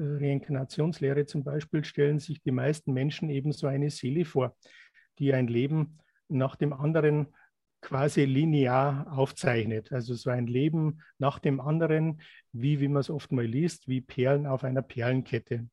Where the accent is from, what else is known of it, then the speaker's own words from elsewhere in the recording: Germany; wir sind hier in Deutschland aufgewachsen